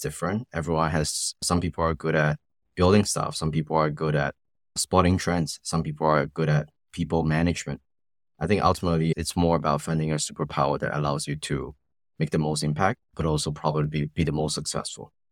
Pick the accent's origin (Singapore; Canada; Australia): Singapore; growing up in Singapore